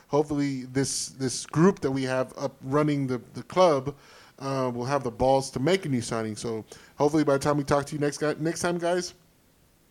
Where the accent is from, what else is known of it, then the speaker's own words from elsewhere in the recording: United States; As an American, as a United States soccer fan or a football fan